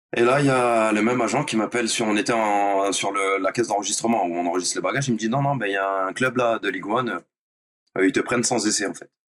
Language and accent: French; Nice, Provence-Alpes-Côte d'Azur, France; moved away as an adult; j'ai fait du foot pour suivre les copains à la base euh, du collège ou de l'école primaire. J'étais à Nice